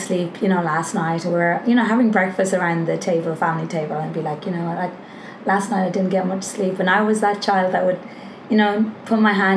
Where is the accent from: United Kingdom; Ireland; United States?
Ireland; Longford, Leinster; moved away as an adult; now in Australia; from where I'm from, it's a place, it's called Longford.